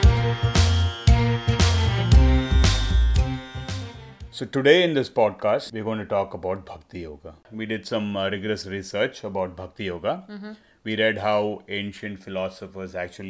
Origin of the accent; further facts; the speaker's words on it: Chennai, Tamil Nadu, India; I was born in Chennai, India, to a Tamil